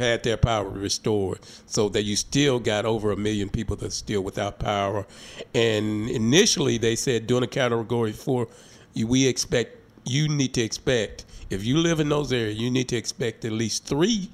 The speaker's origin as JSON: {"language": "English", "town": "Hope", "region": "Arkansas", "country": "United States", "tie": "born or raised there", "lives_now": "Little Rock, United States", "said": "Hope, my hometown"}